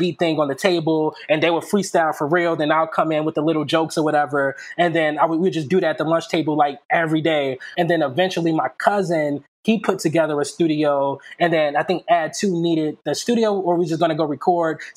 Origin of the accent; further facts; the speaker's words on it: Chicago, Illinois, United States; moved away as an adult; also born or lived in Justice, Illinois / Oak Lawn, Illinois; now in Los Angeles, United States; I'm originally from Chicago, born and raised on the south side of Chicago.